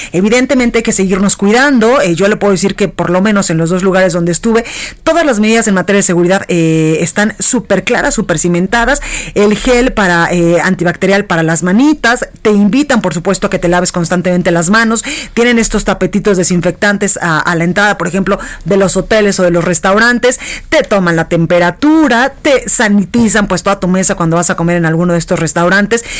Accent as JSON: {"language": "Spanish", "country": "Mexico", "said": "no podemos ingresar como mexicanos"}